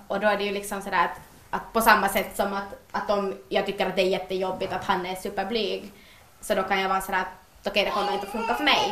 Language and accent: Swedish; Ekenäs, Uusimaa, Finland; jag är ju hemma från Ekenäs